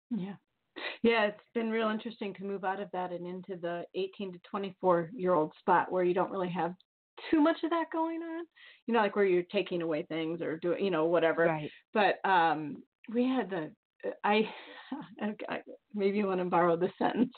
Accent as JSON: {"language": "English", "town": "Bettendorf", "region": "Iowa", "country": "United States", "tie": "born or raised there", "said": "I'm from the Quad Cities, a couple hours away from Chicago"}